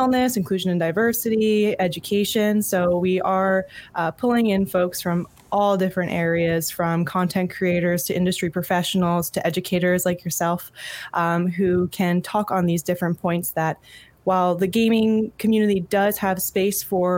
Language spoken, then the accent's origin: English; Jim Thorpe, Pennsylvania, United States; I grew up in Jim Thorpe, Pennsylvania, in a very, very tiny town, northeast